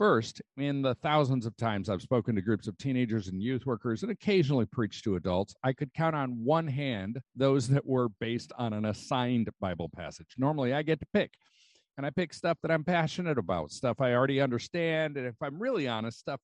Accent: United States; As an American, I've been steeped like tea in a value system of individualism, self-reliance, and the human right of happiness.

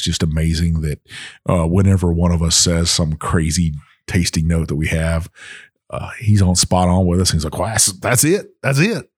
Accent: Texas, United States; moved away; when I was growing up in Texas

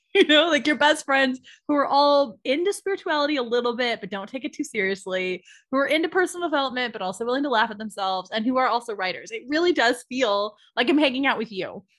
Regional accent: San Diego, California, United States; I'm from San Diego

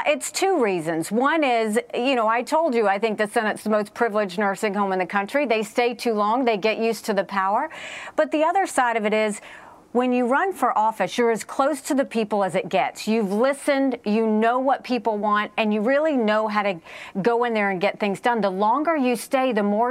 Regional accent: South Carolina, United States; I grew up, we were the only Indian family in a small, rural, southern town in South Carolina.

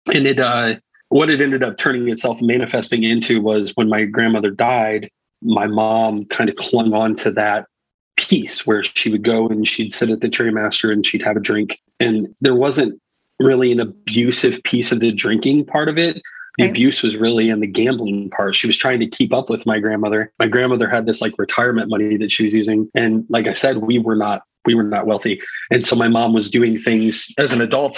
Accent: Indiana, United States; also born or lived in Florida; I was born in Florida, and my parents uh, during the 80s decided that there, there, was more money to be made in Indiana and the RV industry. My dad mm. was in construction and things. And so we moved to Indiana, and I've been in Indiana for the better part of my life, for most of my life. So I live in Northern Indiana

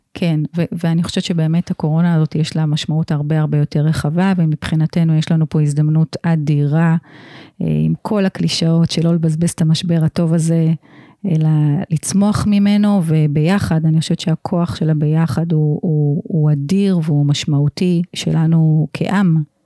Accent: Israel; אני גדלתי פה

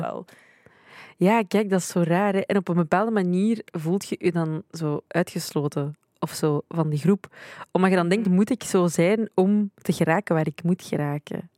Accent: Belgium; ik ben in België geboren, dus ik zie België altijd wel als, het, als mijn thuisland, denk ik dus ik, ik, ben, ik, ik ben hier opgegroeid

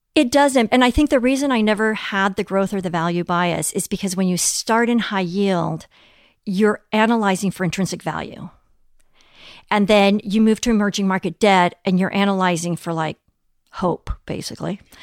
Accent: Mexico City, Mexico; moved away; also born or lived in Europe / United States; growing up in Mexico City

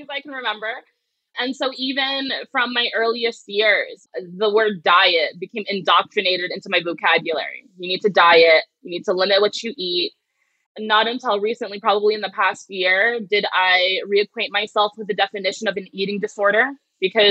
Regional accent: New Jersey, United States; my homogenous hometown in New Jersey

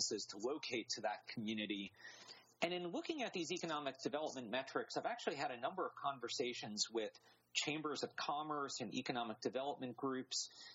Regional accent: North Carolina, United States; I'm from North Carolina

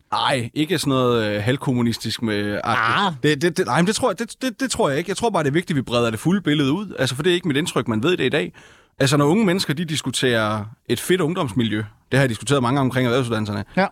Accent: Funen, Southern Denmark, Denmark; hjemme på Fyn, hvor jeg kommer fra

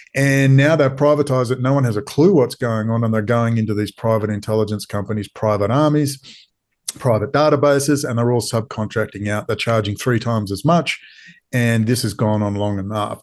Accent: Perth, Western Australia, Australia; I am from Perth.

